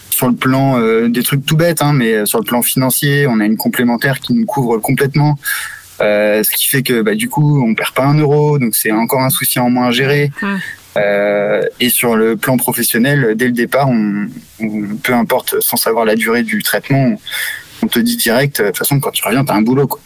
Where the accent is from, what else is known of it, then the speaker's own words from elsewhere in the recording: Brittany, France; also born or lived in Madagascar / Morocco; j'ai 33 ans, je suis breton